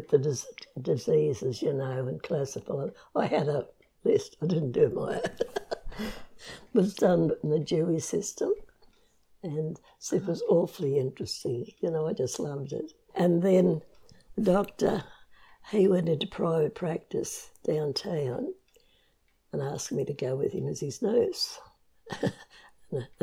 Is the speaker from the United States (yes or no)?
no; Comet, Queensland, Australia; also born or lived in Rockhampton, Queensland / Barcaldine, Queensland; I was born in Rocky, grew up in Comet, and went to school there, for primary school